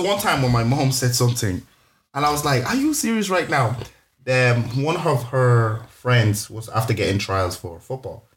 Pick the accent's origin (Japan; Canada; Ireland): Ireland; Lucan, Leinster; moved away; also born or lived in Leeds / Carlow; I was from Lucan, the school I was in in Lucan